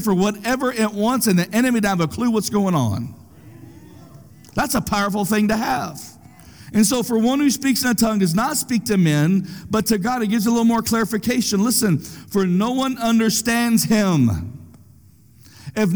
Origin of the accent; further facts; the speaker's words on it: United States; I'm an American